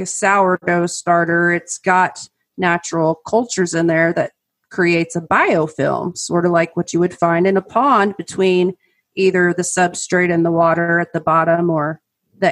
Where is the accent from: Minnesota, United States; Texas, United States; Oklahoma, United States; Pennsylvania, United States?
Oklahoma, United States; all of my years growing up in Oklahoma